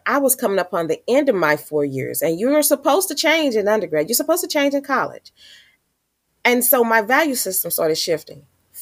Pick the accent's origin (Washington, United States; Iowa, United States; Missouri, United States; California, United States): Missouri, United States; St. Louis; I was born and raised here in St. Louis, Missouri.